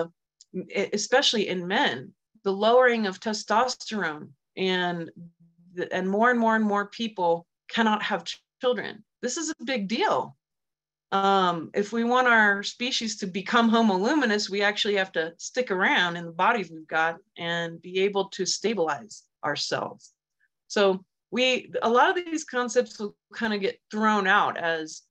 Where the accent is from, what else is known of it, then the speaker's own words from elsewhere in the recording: Germany; moved away; I grew up in Germany during the Cold War and as a little psychic kid.